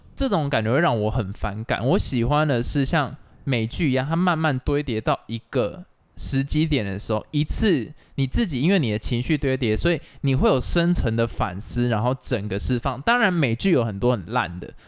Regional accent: Taiwan; 我们台湾人会觉得说看电影，那我上网下载就好了

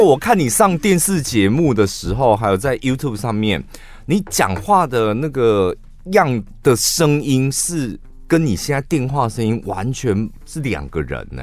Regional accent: Taiwan; 我们台湾人

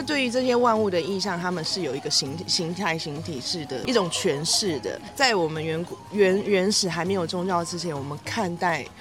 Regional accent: Taiwan; 尤其是在我们台湾或是东方的文化当中，我们本来就有这种像宫庙的传统或是神明的嗯。传统

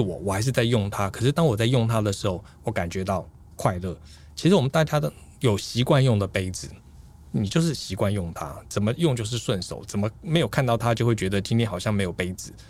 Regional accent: Taiwan; 我们台湾人

